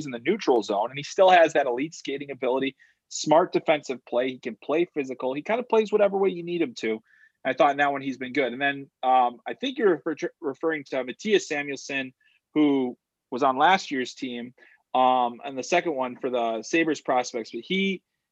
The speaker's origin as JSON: {"language": "English", "town": "Chicago", "region": "Illinois", "country": "United States", "tie": "born or raised there", "said": "I grew up in Chicago and a lifelong Bears fan"}